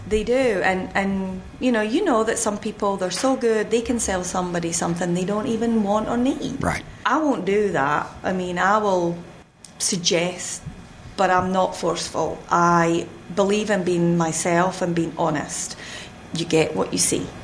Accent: Fife, Scotland, United Kingdom; moved away as an adult; now in North Carolina, United States; originally, I am from Scotland, Fife

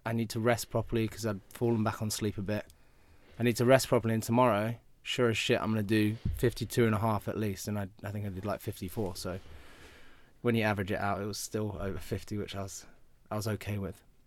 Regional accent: United Kingdom; I'm obviously British

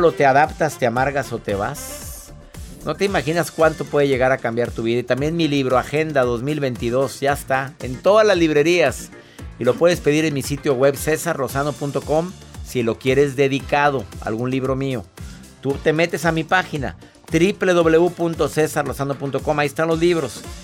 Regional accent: Monterrey, Nuevo León, Mexico; en mi amado México de donde yo soy, del Monterrey

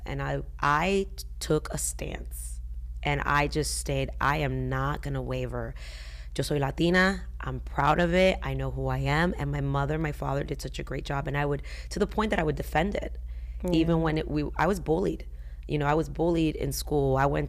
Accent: Georgia, United States; And I remember, you know, growing up in Georgia, it was either black or white. There was no in between. And if you were Hispanic, and no offense, they'd be like, "Oh, you're Mexican." And I'm like, "No, I'm Puerto Rican."

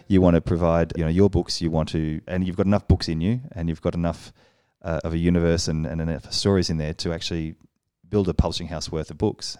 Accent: Australia; moved away as an adult; now in Paris, France; we're both from Australia. We've come to Paris.

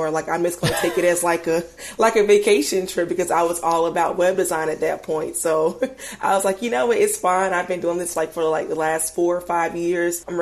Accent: United States; moved away as an adult; now in Atlanta, United States; I'm not from Atlanta. I'm, I'm from a smaller town, like maybe three hours away from here.

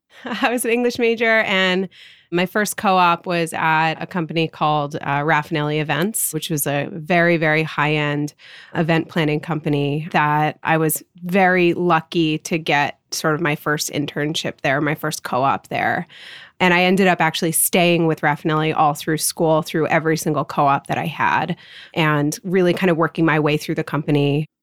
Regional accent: Rye, New York, United States; I grew up in Rye, New York. It's a suburb of New York City.

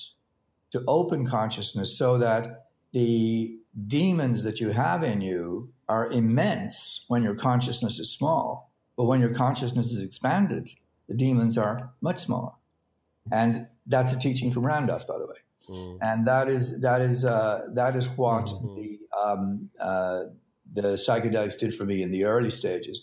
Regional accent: Ireland; I grew up in Ireland

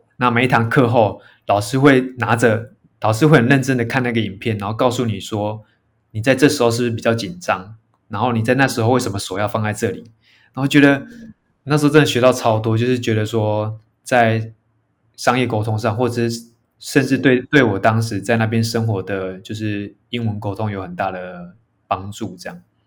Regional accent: Yunlin County, Taiwan; moved away; also born or lived in Taipei; 我小时候我是嗯。云林长大的

